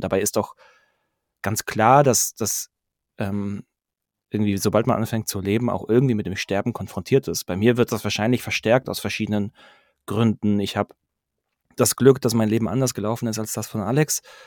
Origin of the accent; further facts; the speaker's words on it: Pforzheim, Baden-Württemberg, Germany; moved away as an adult; now in Stuttgart, Germany; 35, ähm, gebürtiger Pforzheimer, jetzt mittlerweile seit zehn Jahren in Stuttgart